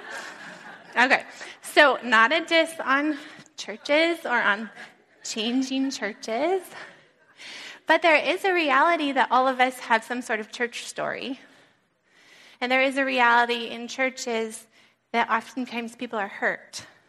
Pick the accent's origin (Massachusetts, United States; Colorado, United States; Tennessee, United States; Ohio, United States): Colorado, United States; also born or lived in California; now in New England, United States; I grew up in Colorado, brief little stint in California, and then came here